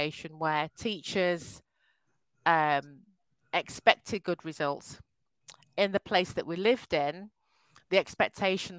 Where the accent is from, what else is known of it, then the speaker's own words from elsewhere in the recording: Yorkshire and the Humber, United Kingdom; I was born in a wonderful county called Yorkshire. My parents moved from Nigeria, so I'm of Nigerian descent